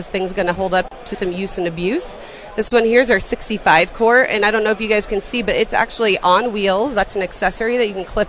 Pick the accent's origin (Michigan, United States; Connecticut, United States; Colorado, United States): Colorado, United States; We're from Colorado, so it has to be Coors Light.